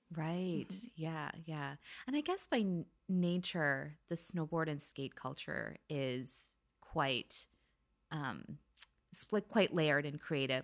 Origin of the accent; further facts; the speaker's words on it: California, United States; also born or lived in Philippines; we moved over to California when I was ten months old